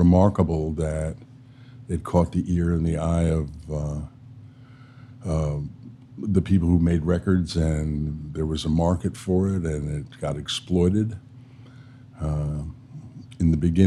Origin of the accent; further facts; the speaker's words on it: New York City, New York, United States; moved away as an adult; also born or lived in Los Angeles; I grew up in New York City.